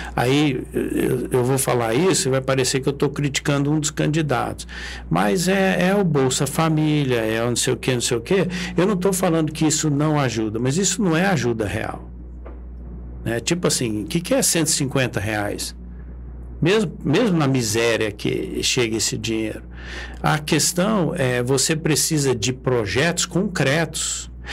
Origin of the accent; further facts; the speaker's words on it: Brazil; Nós estamos de passagem aqui, mas nós somos brasileiros